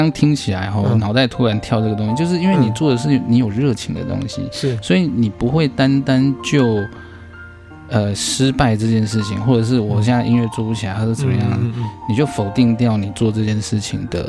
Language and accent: Chinese; China; 因为呃，我们中国人啊，就就像我刚刚说的，八字就是很现实的学问